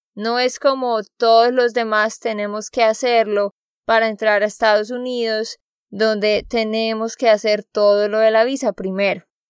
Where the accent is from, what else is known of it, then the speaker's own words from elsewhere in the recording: Santander, Colombia; moved away; de Santander, Colombia